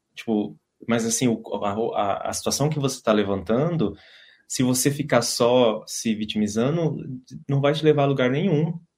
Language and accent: Portuguese; São José do Rio Pardo, São Paulo, Brazil; moved away as an adult; now in Dublin, Ireland; sou do Brasil, moro em Dublin